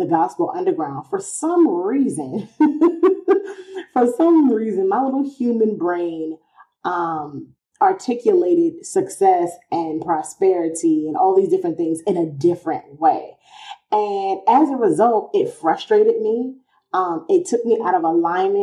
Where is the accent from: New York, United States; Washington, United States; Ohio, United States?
New York, United States; New York City; I'm from Queens